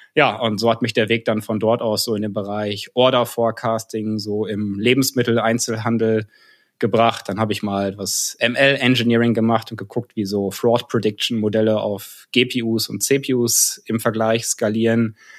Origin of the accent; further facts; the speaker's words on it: North Rhine-Westphalia, Germany; moved away as an adult; also born or lived in Karlsruhe; now in Cologne, Germany; da ich tatsächlich aus Westfalen komme.